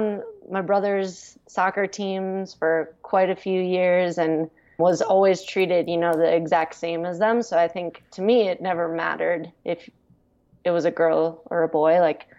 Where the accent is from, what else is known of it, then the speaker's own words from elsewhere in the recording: Minnesota, United States; accent: Fargo; now in Colorado, United States; a little towards the Fargo accent. But since I've left Minnesota and lived in Colorado, I think my accent has disappeared a little bit.